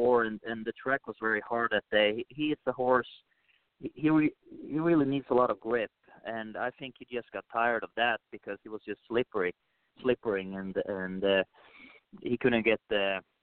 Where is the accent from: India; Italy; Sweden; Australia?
Sweden; moved away as an adult; now in United States; I'm original from Sweden